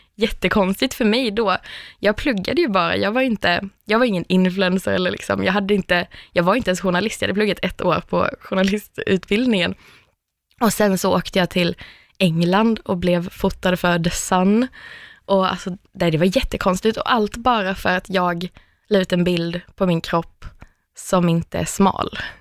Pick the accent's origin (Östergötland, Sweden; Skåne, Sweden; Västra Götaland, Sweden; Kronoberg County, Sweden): Skåne, Sweden; Örkelljunga; moved away as an adult; now in Stockholm, Sweden; jag har flyttat från Örkelljunga där jag kommer från till Stockholm